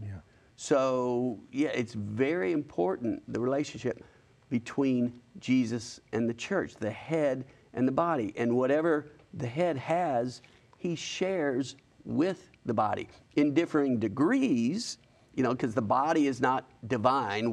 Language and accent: English; Huntsville, Alabama, United States; now in Birmingham, United States; I'm from Huntsville